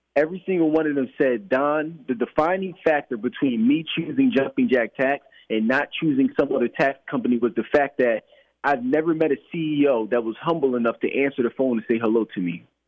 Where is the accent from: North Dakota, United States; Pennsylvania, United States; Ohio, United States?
Pennsylvania, United States; Philadelphia; I grew up in Philadelphia uh, my entire life